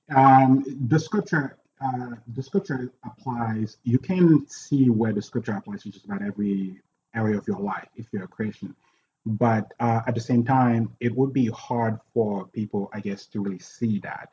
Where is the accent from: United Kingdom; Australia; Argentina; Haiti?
Haiti; now in United States; I'm from Haiti. Uh, when I came here in '94